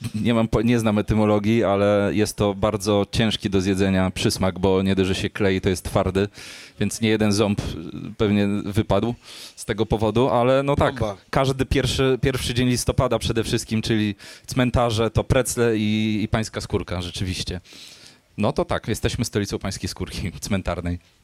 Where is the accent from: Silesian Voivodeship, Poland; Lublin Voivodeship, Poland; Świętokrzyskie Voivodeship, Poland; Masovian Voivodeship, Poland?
Masovian Voivodeship, Poland; Warsaw; u nas w Warszawie